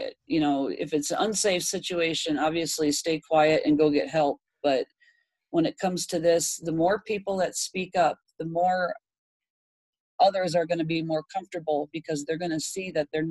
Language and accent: English; Michigan, United States; moved away as an adult; now in Texas, United States; I moved out to Texas, 1900 miles. I grew up in Michigan.